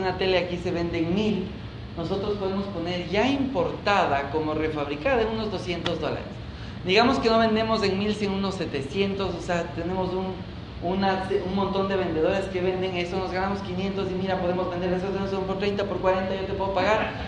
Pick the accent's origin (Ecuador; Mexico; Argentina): Ecuador; soy de Ecuador